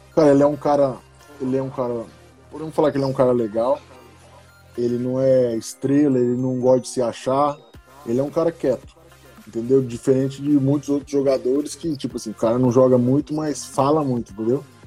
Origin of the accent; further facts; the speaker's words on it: Brazil; moved away as an adult; vim do Brasil, college, nunca joguei college ou high school nos Estados Unidos.